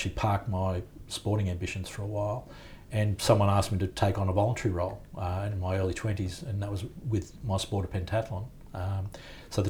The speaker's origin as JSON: {"language": "English", "town": "Sydney", "region": "New South Wales", "country": "Australia", "tie": "born or raised there", "said": "a boy growing up in Sydney"}